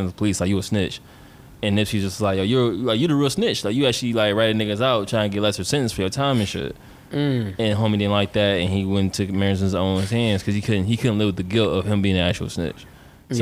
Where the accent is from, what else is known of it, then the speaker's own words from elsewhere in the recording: Detroit, Michigan, United States; I'm from Detroit